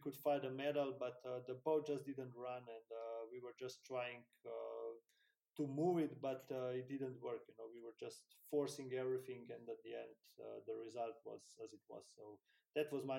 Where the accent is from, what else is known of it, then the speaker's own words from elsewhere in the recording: Slovenia; in my hometown, in my country